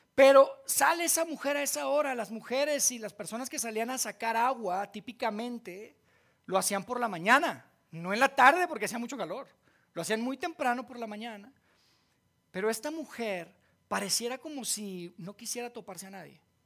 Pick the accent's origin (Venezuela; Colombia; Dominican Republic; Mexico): Mexico; Monterrey, Nuevo León; accent: golpeado, norteño; now in Mexico City, Mexico; yo no soy de aquí, de Ciudad de México, ¿verdad? porque hablo bien golpeado. Este es de, de Regio, del norte